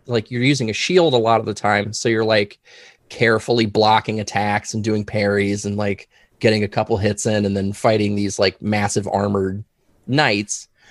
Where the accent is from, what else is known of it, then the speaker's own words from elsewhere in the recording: Loveland, Ohio, United States; also born or lived in Columbus, Ohio / New York State; I grew up in this very room that I'm actually sitting